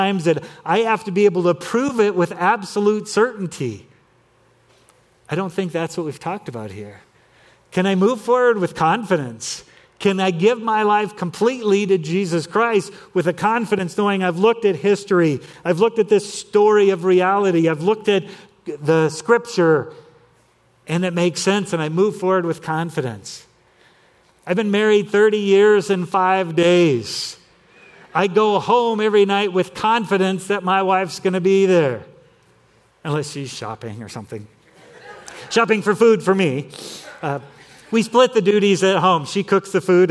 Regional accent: Torrance, California, United States; where I grew up in Torrance, California

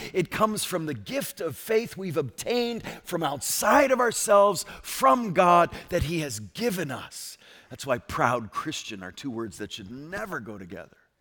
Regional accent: Connecticut, United States; I'm from Connecticut

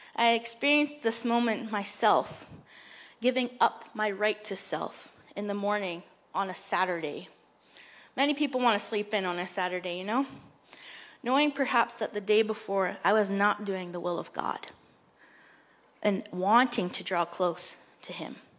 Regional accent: Moose Deer Point, Ontario, Canada; I come from a small village, a reservation of about 400 people that is north of your church by six hours, called Moose Deer Point or Flat Rock

